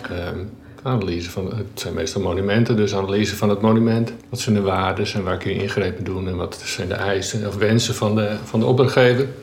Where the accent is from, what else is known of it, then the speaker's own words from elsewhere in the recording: Friesland, Netherlands; also born or lived in Delft; Ik ben geboren en getogen Fries